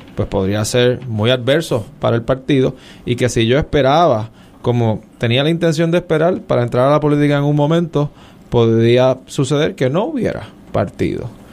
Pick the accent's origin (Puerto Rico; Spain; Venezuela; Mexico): Puerto Rico; San Juan; also born or lived in Stanford, California / Harvard (Massachusetts); yo nací en el Hospital Auxilio Mutuo, pero inmediatamente me trasladé al Viejo San Juan, calle Cristo